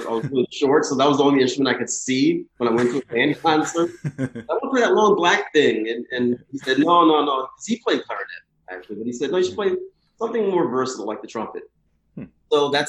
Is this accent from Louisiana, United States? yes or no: yes; New Orleans, Louisiana, United States; now in Philadelphia, United States; I'm from New Orleans, and that's really where I started playing music.